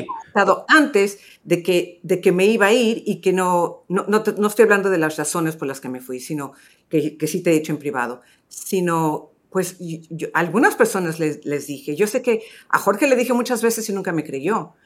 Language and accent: Spanish; Los Angeles, California, United States; moved away as an adult; now in Miami, United States; yo empecé mi carrera y crecí en Los Ángeles